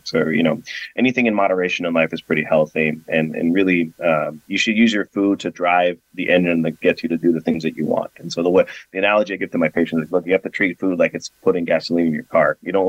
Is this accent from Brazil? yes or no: yes; Brazil; moved away; So I actually recently just came back from my home country. I'm from Brazil.